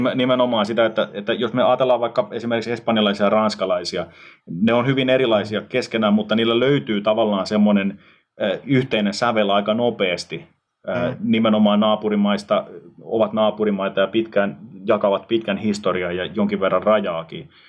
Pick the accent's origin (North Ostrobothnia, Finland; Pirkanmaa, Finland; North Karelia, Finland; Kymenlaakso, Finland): Pirkanmaa, Finland; Tampere; moved away as an adult; Mä oon kotoisin siis mm. Suomen yhdestä suurimmasta kaupungista Tampereelta ja mm. melkein koko elämäni asunut siis kaupungissa.